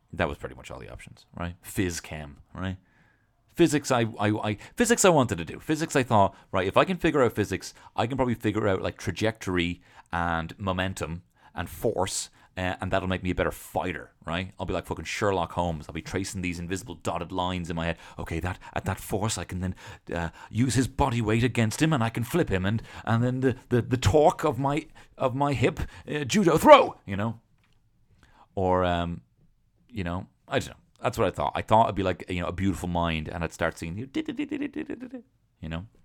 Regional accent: Dublin, Leinster, Ireland; I'm from Dublin.

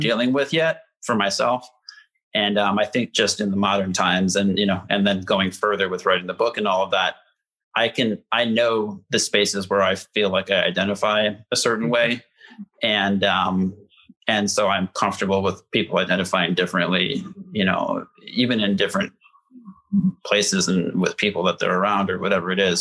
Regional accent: Indiana, United States; moved away as an adult; also born or lived in Gary, Indiana; now in Chicago, United States; I started out uh, close to Gary, Indiana. That's where mm. my hmm. mom's from. That's where my grandma still lives, and um, that was till like age 10, and then you know, through um, through age 18, when I left home, I was in a smaller town um, and more rural Indiana

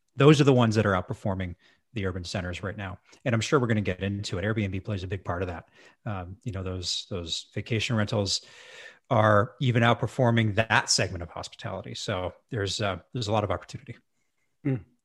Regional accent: Edmonton, Alberta, Canada; moved away; also born or lived in Victoria, British Columbia; I moved back to my hometown of Edmonton, Alberta.

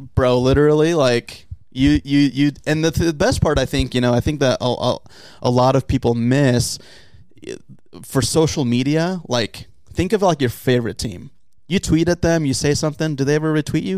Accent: San Diego, California, United States; I'm from originally from San Diego

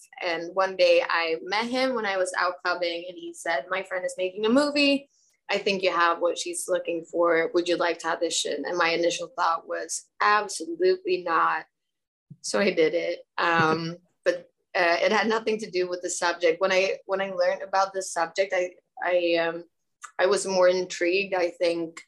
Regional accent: Stockholm, Stockholm County, Sweden; I'm born and raised in Stockholm in Sweden

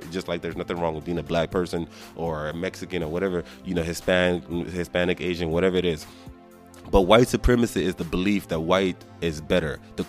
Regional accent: Nigeria; being Nigerian

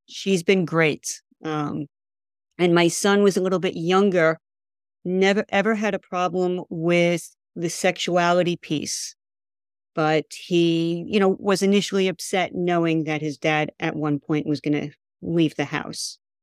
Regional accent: New York, United States; being a New Yorker

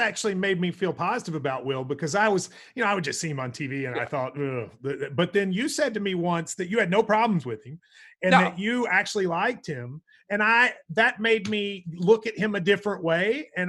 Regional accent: Middlesboro, Kentucky, United States; we were talking about my hometown of Middlesboro, and I was like, you know, like, I was the Blackest person from Middlesboro.

